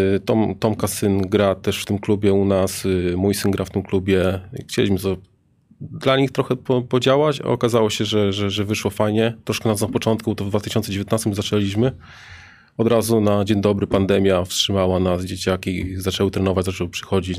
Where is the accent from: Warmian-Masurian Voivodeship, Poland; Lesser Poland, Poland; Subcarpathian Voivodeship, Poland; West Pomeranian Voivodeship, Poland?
Subcarpathian Voivodeship, Poland; Rzeszów; u nas w Rzeszowie